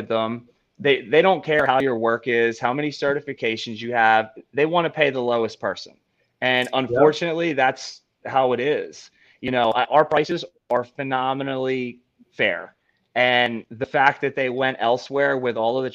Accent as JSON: {"language": "English", "town": "Philadelphia", "region": "Pennsylvania", "country": "United States", "said": "I'm from Philly"}